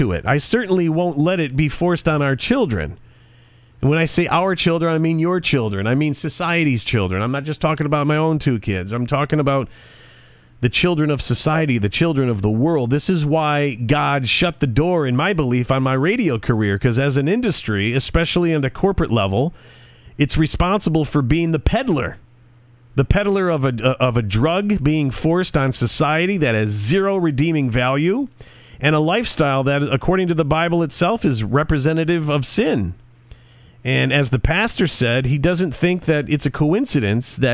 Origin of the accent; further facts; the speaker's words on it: United States; All of us, of us born and raised in the United States